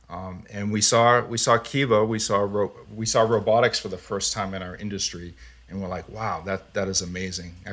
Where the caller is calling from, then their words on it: Boston, Massachusetts, United States; Yeah, where I'm in the Boston area right now.